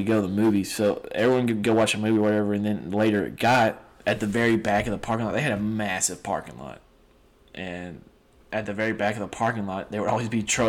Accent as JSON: {"language": "English", "area": "Sabine Parish", "region": "Louisiana", "country": "United States", "tie": "born or raised there", "said": "growing up in a rural parish"}